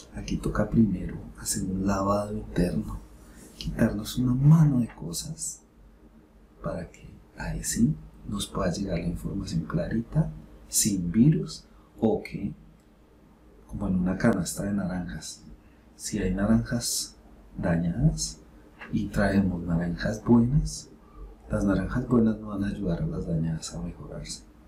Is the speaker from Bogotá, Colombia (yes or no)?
yes; Bogotá, Colombia; Yo soy de Bogotá, de la capital.